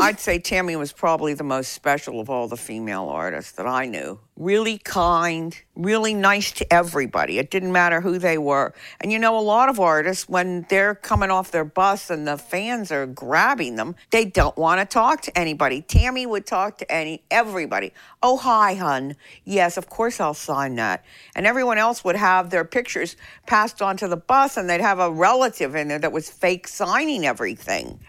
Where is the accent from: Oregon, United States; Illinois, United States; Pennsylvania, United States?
Pennsylvania, United States; Pittsburgh; now in Nashville, United States; My growing up in Pittsburgh